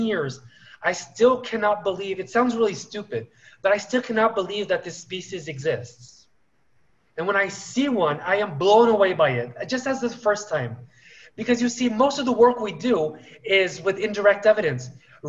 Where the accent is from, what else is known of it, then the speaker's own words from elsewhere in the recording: Paris, Île-de-France, France; English is a second language; also born or lived in United States; now in Brazil; I have been in Brazil now 18 years, but originally I am French. I was born in Paris, actually, and due to my father's job, I lived both half my life in the United States and half in France.